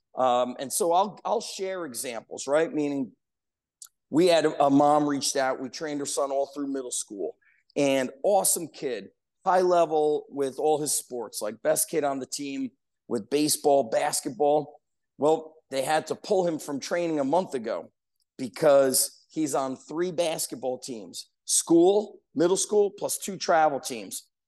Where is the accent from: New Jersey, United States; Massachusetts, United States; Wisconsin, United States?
New Jersey, United States; Edison; where I grew up in Edison, there was a park, Roosevelt Park